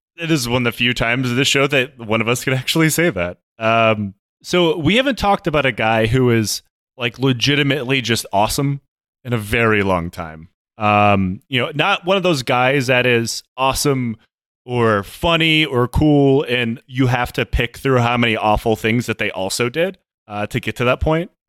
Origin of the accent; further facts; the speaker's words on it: United States; moved away; my home country